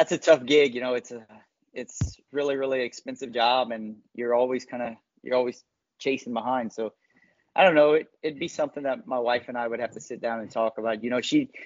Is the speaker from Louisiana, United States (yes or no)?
yes; Louisiana, United States; growing up in Louisiana, we grew up riding, racing Shetlands and stuff in fields